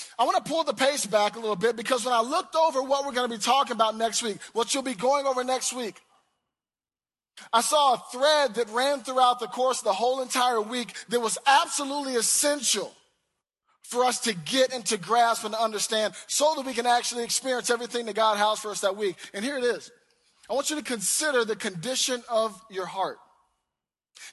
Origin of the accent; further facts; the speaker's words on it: the South, United States; I'm from the South. I'm real long-winded about my prayers.